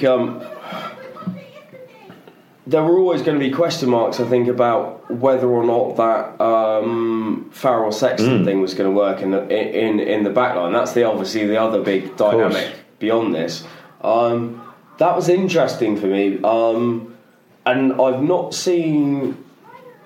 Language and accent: English; England, United Kingdom; as an English guy